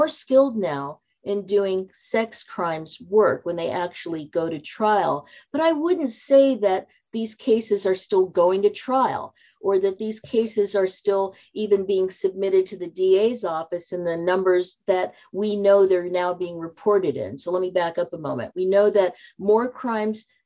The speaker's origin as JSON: {"language": "English", "town": "Seattle", "region": "Washington", "country": "United States", "tie": "born or raised there", "also_born_or_lived": "Silicon Valley, California", "moved": "as an adult", "said": "I moved back to my hometown of Seattle"}